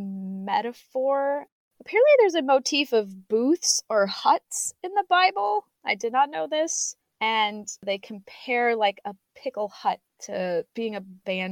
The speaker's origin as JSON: {"language": "English", "country": "United States", "moved": "yes", "lives_now": "Poland", "said": "as an American"}